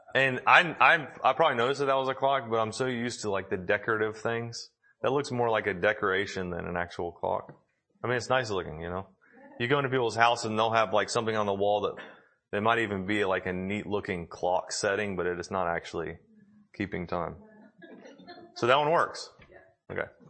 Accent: Tennessee, United States; we're from Tennessee

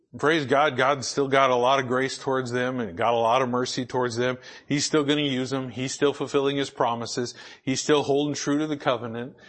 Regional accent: United States; I was born in the United States of America

